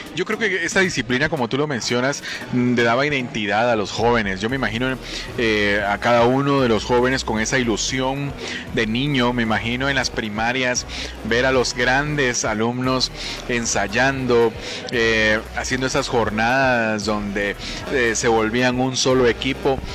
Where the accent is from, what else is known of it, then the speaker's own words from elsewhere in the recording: Guatemala; lo que necesitamos nosotros como guatemaltecos